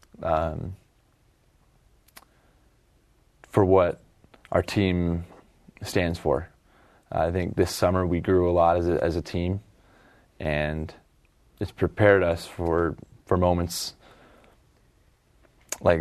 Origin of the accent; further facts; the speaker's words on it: Eagle, Idaho, United States; now in Provo, United States; my hometown team